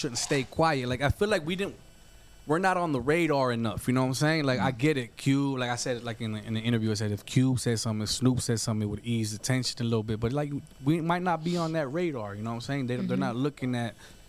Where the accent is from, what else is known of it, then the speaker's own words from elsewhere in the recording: United States; I'm American. I was born here.